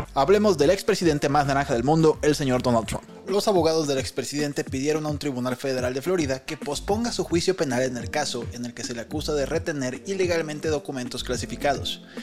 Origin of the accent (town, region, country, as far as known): Mexico